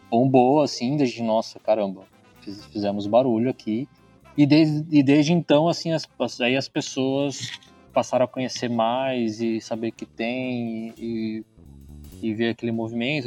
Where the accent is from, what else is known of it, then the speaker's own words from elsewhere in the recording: Bragança Paulista, São Paulo, Brazil; moved away as an adult; now in Campinas, Brazil; Eu sou de Bragança Paulista